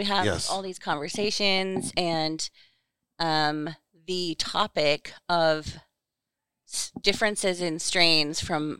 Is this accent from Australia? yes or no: yes; Western Australia, Australia; born there; I was born in Western Australia.